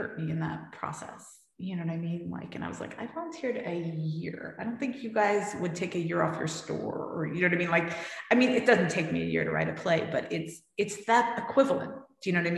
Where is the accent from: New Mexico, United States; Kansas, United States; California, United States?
California, United States; San Francisco; moved away as an adult; also born or lived in New York; I had this life, you know, in San Francisco where, you know, everyone kind of knew me